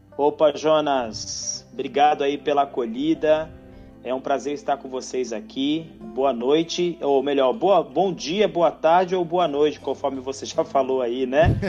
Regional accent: Rio de Janeiro, Brazil; now in São Paulo, Brazil; eu sou do, do Rio de Janeiro, né? Uhum. E estou em São Paulo desde de 1996

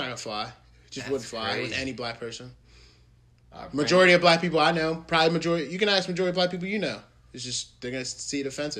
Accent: the South, United States; I'm from the South.

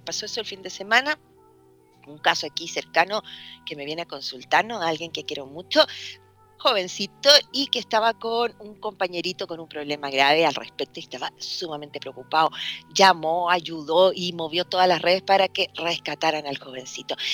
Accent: Chile; soy chilena

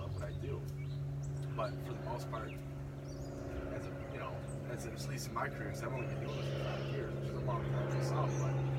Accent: Lake Orion, Michigan, United States; I grew up in Lake Orion

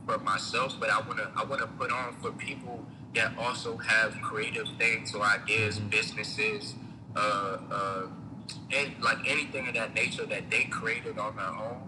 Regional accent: United States; I'm from Moco

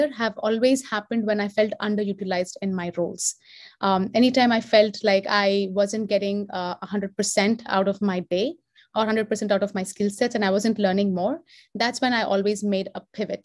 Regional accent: Hyderabad, Telangana, India; moved away as an adult; now in United States; I am from Hyderabad. I've done all of my education there. I moved to the US in 2005.

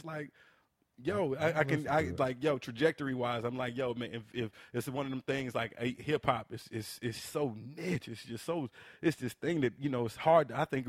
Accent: the South, United States; You know, I'm from the South, man. Like, mm-hmm. this is what I listen to.

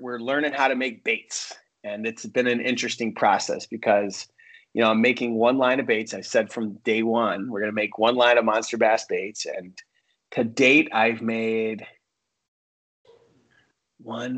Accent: upstate New York, United States; now in Los Angeles, United States; I grew up in New York, upstate New York

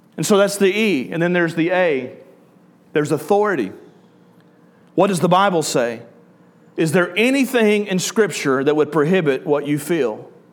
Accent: the South, United States; accent: southern; I'll just use my southern accent.

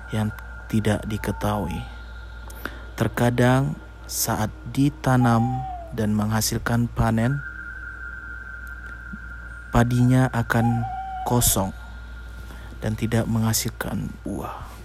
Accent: Samosir, North Sumatra, Indonesia; Cerita berawal dari daerah saya di daerah Sum Samosir.

